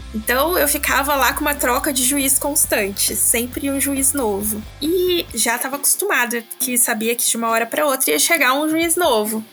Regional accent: Casa Branca, São Paulo, Brazil; moved away; eu vim de uma cidade pequenininha do interior de São Paulo chamada Casa Branca

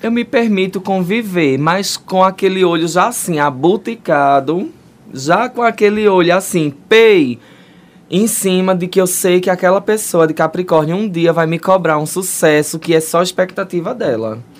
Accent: Brazil; a gente cresceu no Brasil

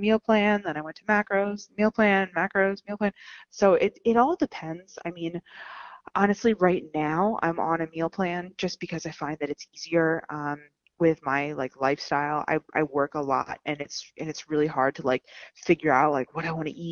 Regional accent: Allentown, Pennsylvania, United States; I'm from Allentown, Pennsylvania. I'm born and raised, and I'm still here

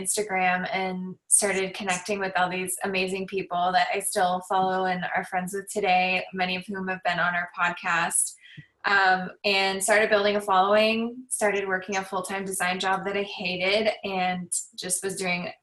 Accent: Southern California, United States; I grew up in California, in Southern California

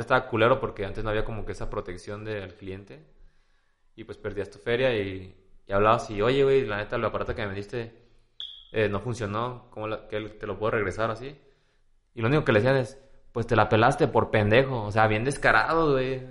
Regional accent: Guadalajara, Jalisco, Mexico; Los jalisquillos, los tapatíos somos

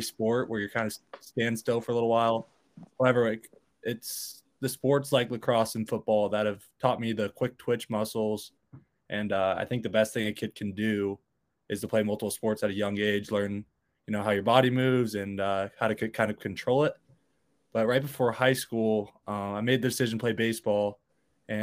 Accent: California, United States; moved away as an adult; now in Michigan, United States; I grew up in California, so I love the ocean

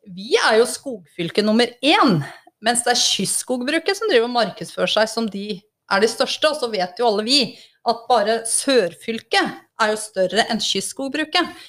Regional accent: Engerdal, Innlandet, Norway; Jeg, jeg kommer fra Engerdalen, ei lita, lita bygd oppe i Hedmark eller Innlandet.

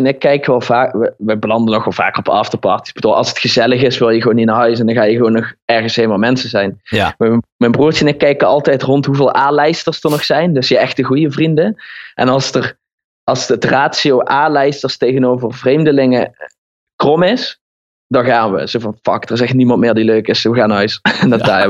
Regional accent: Horst, Limburg, Netherlands; accent: Limburg; Origineel kom ik uit Horst aan de Maas, een dorp Horst.

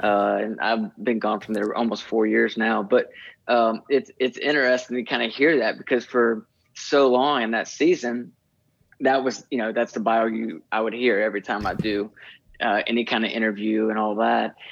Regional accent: Nashville, Tennessee, United States; moved away as an adult; also born or lived in Kentucky; now in Plymouth, Michigan, United States; I moved to Nashville, which is was my hometown

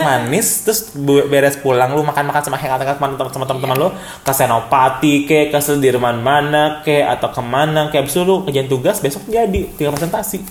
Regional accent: Jakarta, Indonesia; also born or lived in Bandung; kita sebagai warga CGK

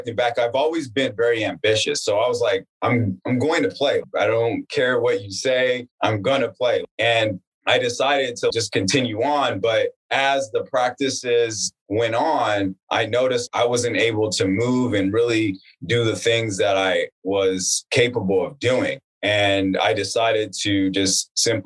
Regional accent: Palmdale, California, United States; also born or lived in Northridge, California; now in Los Angeles, United States; I grew up in Los Angeles in a small town called Palmdale, California

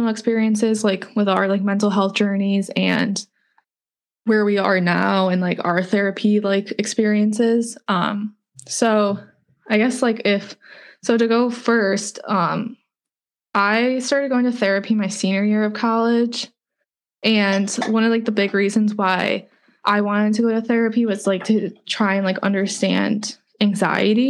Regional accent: Cleveland, Ohio, United States; moved away as an adult; also born or lived in Tampa; I grew up in Cleveland and then I moved to Tampa for school

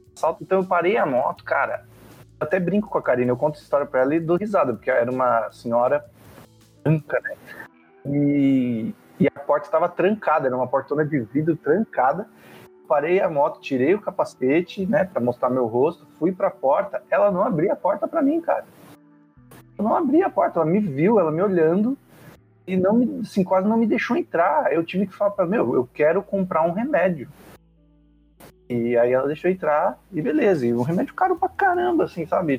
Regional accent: São Paulo, Brazil; tenho 35 anos, de São Paulo, capital

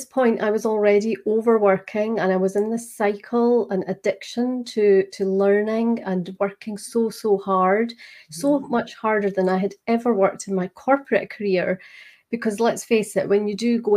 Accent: Scotland, United Kingdom; accent: Scottish; I am just outside Edinburgh in Scotland

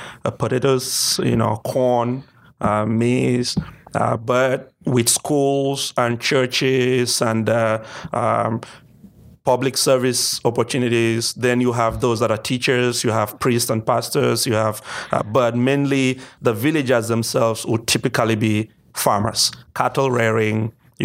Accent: Cameroon; So I come from the English-speaking part of the country, which is about 20% of the entire country, kind of the reverse of Canada

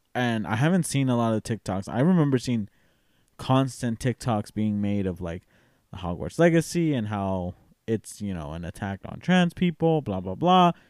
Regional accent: Tennessee, United States; I'm from Tennessee

